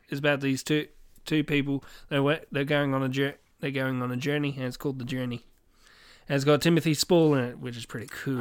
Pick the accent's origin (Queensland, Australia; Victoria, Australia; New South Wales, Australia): Victoria, Australia; Swan Hill; I grew up in Swan Hill